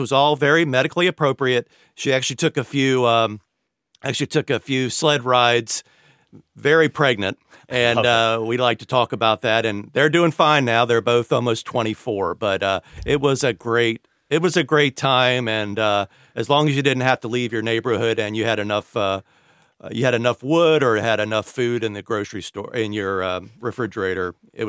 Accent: Washington, District of Columbia, United States; I grew up in the Washington, D.C. area, so yeah. I was used to snow, but it was a big deal.

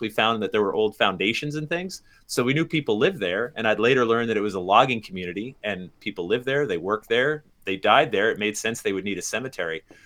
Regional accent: Sandy Hook, Connecticut, United States; also born or lived in Massachusetts; I was born in Massachusetts, same hospital as Tony, as you mentioned, but I grew up in Sandy Hook, Connecticut

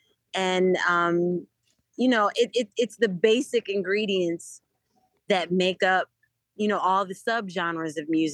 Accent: Durham, North Carolina, United States; And I have to say, I'm very proud of where I'm from. I'm from Durham.

